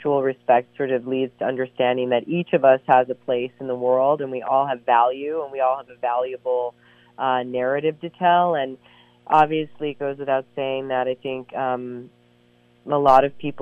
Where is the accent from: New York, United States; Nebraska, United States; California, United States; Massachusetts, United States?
New York, United States; I've been raised in New York and don't speak German